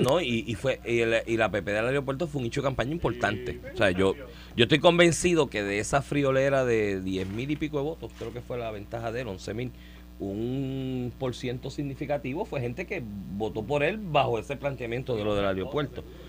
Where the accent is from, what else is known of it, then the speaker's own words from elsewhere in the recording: Comerío, Puerto Rico; Comerío, que es mi pueblo también